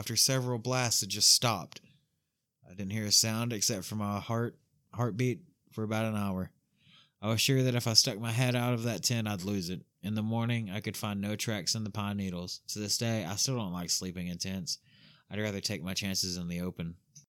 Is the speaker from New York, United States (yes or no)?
no; New Jersey, United States; born or raised there